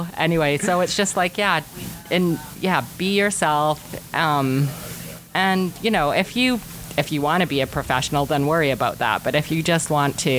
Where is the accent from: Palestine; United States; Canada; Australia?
Canada; Rossland, British Columbia; also born or lived in Revelstoke; now in Castlegar, Canada; I live in Castlegar, but I'm really from Roslyn